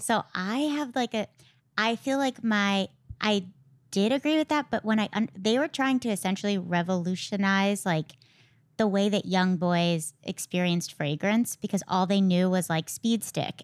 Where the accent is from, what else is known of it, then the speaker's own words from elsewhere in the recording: Connecticut, United States; I grew up in Connecticut